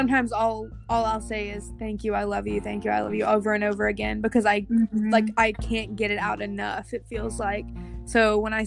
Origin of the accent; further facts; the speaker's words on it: Michigan, United States; moved away; Michigan, my hometown